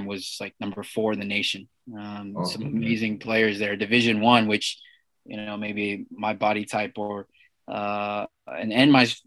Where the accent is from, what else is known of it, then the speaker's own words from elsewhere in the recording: Seattle, Washington, United States; also born or lived in Zambia; my family moved to Seattle when I was 4